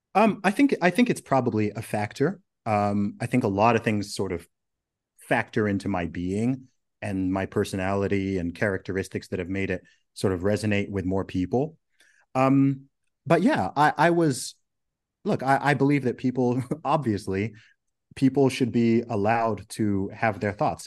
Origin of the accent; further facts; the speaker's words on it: Saudi Arabia; moved away; also born or lived in Oxford, United Kingdom; did a couple of gigs in my hometown in Saudi Arabia